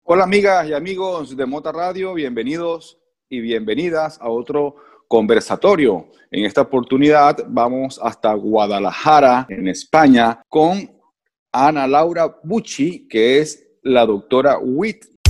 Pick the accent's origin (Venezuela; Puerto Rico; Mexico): Venezuela; Soy venezolano